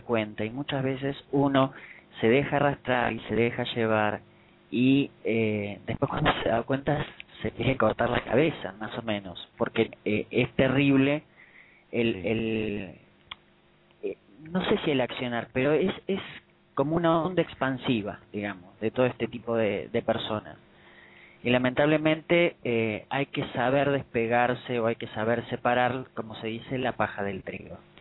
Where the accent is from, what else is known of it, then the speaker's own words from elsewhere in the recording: Buenos Aires, Argentina; yo acá en, en mi país, en Buenos Aires